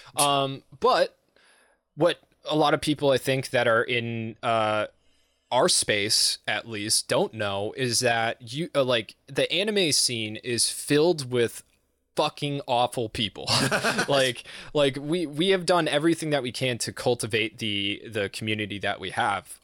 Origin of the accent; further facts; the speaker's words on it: Massachusetts, United States; I'm from Massachusetts